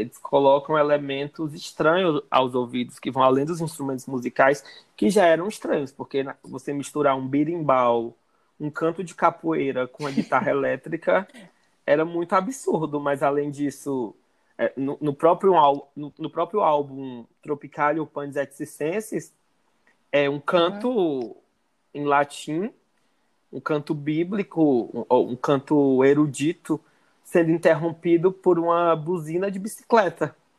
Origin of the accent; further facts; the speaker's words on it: Ceará, Brazil; eu sou cearense